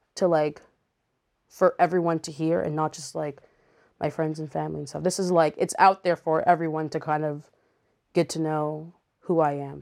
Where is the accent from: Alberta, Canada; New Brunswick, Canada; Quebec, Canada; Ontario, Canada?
Quebec, Canada; Montreal; moved away; I grew up in Montreal, so we were in church all the time.